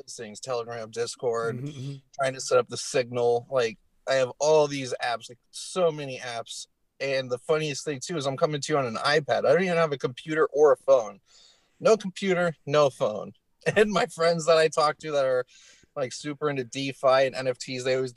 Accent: Denver, Colorado, United States; moved away; I'm from Denver originally

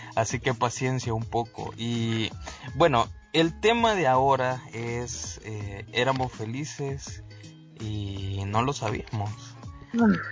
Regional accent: El Salvador; nosotros somos del Salvador

